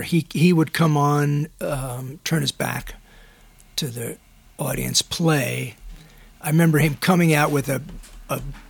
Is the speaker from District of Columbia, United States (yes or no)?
yes; Washington, District of Columbia, United States; I grew up in Washington, D.C.